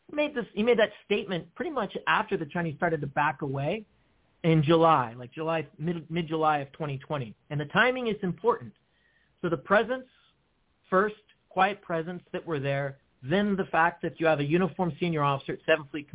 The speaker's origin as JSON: {"language": "English", "country": "Guam", "tie": "born or raised there", "moved": "yes", "said": "in my formative years, I grew up in Guam"}